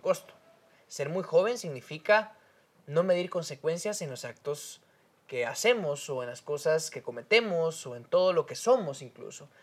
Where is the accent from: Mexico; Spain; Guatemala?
Guatemala; somos guatemaltecos.